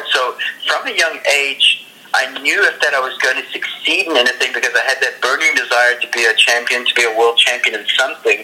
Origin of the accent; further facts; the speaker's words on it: Johannesburg, Gauteng, South Africa; also born or lived in Ireland; It was my first sport when I was growing up in South Africa. I was probably around about 8, 9 years old.